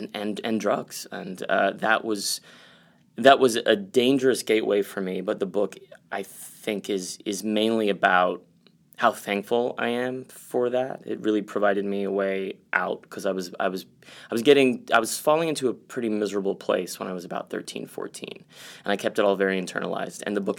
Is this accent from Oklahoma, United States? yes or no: no; San Antonio, Texas, United States; Yeah, as you just said, I grew up in Texas, in San Antonio specifically.